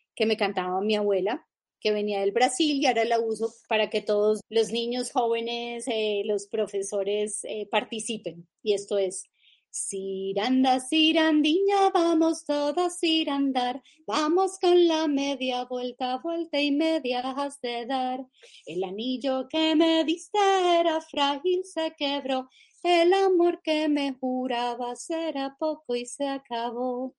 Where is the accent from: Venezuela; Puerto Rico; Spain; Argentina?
Venezuela; Yo nací en Venezuela